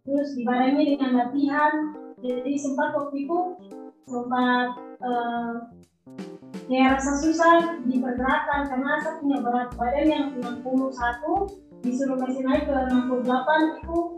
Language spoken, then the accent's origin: Indonesian; Papua, Indonesia; karena kalau kita kan eh, anak Papua nih